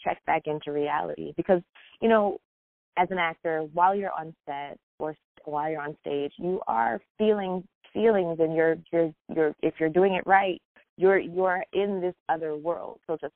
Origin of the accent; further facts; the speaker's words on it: Philadelphia, Pennsylvania, United States; I grew up in Philadelphia during a time when public schools were going through this phase